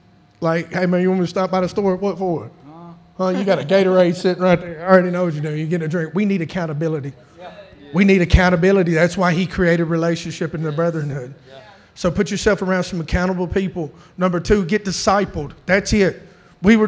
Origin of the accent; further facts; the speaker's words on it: Chattanooga, Tennessee, United States; I'm from Chattanooga.